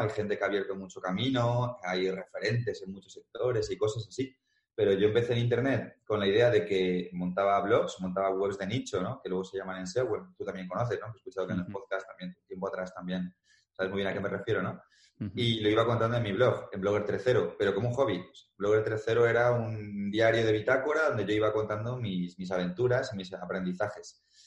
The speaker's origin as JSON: {"language": "Spanish", "town": "Madrid", "region": "Community of Madrid", "country": "Spain", "said": "yo soy de Madrid"}